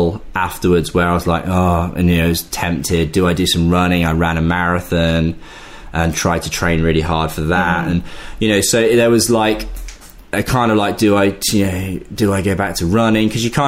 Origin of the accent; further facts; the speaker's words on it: Leicester, East Midlands, United Kingdom; I'm from Leicester